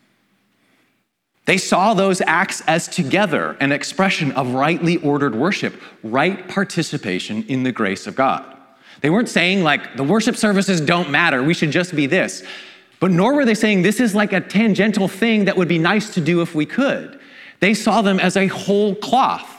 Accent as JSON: {"language": "English", "town": "Vancouver", "region": "British Columbia", "country": "Canada", "tie": "born or raised there", "said": "in my hometown of Vancouver"}